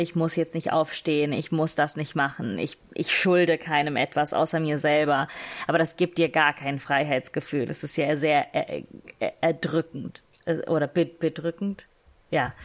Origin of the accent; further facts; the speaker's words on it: Italy; ich bin gesetzlich nur Italienisch